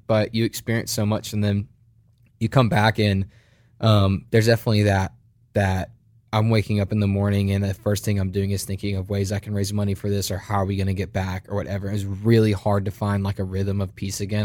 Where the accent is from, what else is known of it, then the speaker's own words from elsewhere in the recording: United States; accent: American; "We're pastors from America. We came here.